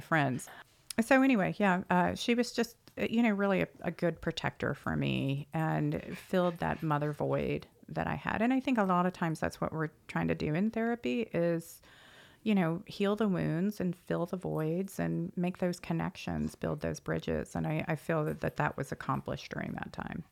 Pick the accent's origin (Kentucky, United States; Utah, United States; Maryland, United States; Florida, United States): Maryland, United States; Annapolis; now in Dallas, United States; I am originally from Maryland and grew up in Annapolis